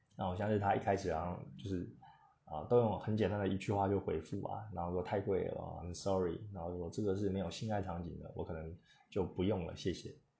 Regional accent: Taiwan; 我们台湾人

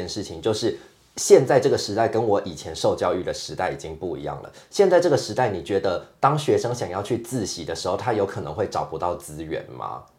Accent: Taiwan; 我从小在台湾长大

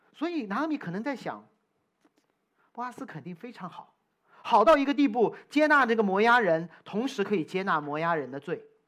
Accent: China; moved away; also born or lived in United States; 我从中国来

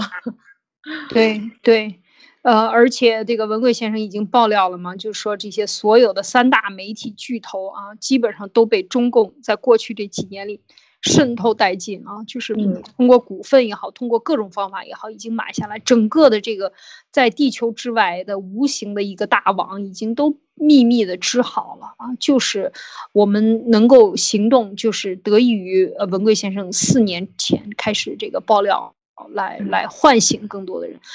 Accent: China; 我们中国人

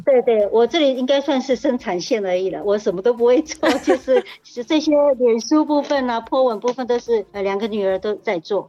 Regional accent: Hualien County, Taiwan; 我是来自花莲的泰鲁格族

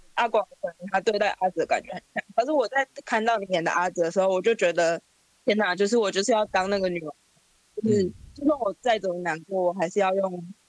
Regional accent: Taichung, Taiwan; now in Taipei, Taiwan; 二十五岁，我是台中人，可我现在住台北

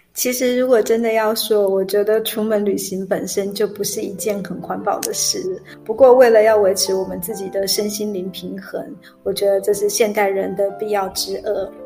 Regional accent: Taiwan; 我们台湾人

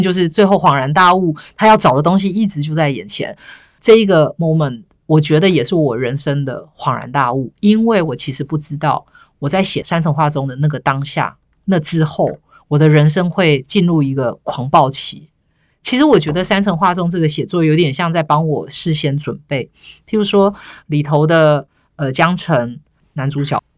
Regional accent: Yunlin County, Taiwan; moved away as an adult; also born or lived in Chiayi, Taiwan; 我想念的其实不是我的故乡云林

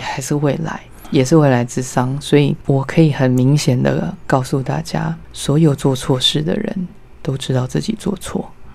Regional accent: Yilan, Yilan County, Taiwan; 我是在宜兰出生的小孩

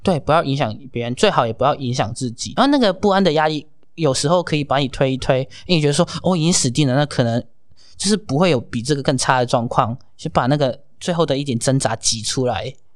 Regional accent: Hong Kong; moved away as an adult; now in Taiwan; 可是我是香港人，然后在我很小的时候有经历过SARS

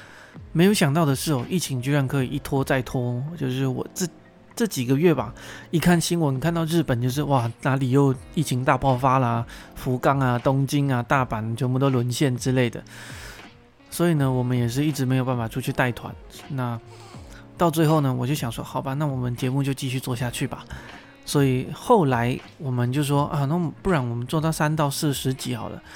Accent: Pingtung County, Taiwan; moved away as an adult; 可能有人觉得我的口音或者是我的咬字不太像台湾人，那我这边必须说我是土生土长哦，哎，我是屏东高中毕业的，毕业完我就上台北念书了

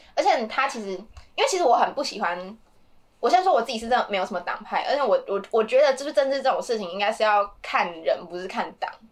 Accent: Taiwan; 我自己身为台湾人

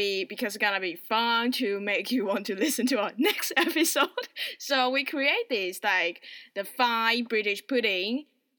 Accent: Taiwan; English is a second language; moved away as an adult; now in United Kingdom; I have a different accent than Jasper because I'm Taiwanese. So English is not my first language.

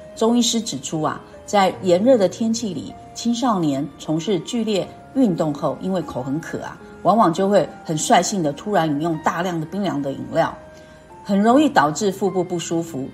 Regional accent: Keelung, Taiwan; moved away; 像我呢是基隆人呐

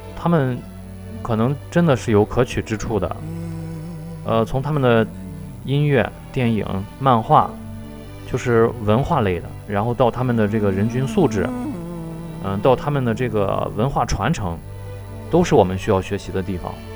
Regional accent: China; 我们中国人

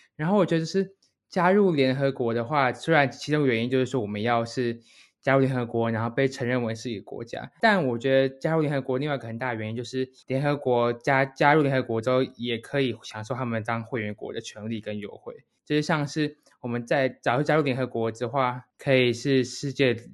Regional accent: Taiwan; 当初我读正大附中国际英语特色班，高中的时候

